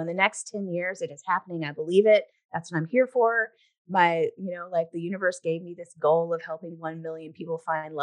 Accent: the South, United States; I grew up in the South, you know, where there's a lot of, you know, that type of cultural stuff there.

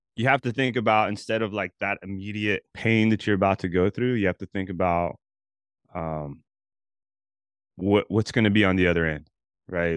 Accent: Albuquerque, New Mexico, United States; I grew up in Albuquerque, New Mexico

